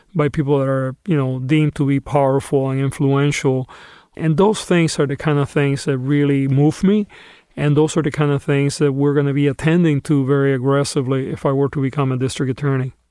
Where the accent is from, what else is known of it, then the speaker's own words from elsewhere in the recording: Los Angeles, California, United States; my hometown happens to be the largest incarcerator in the country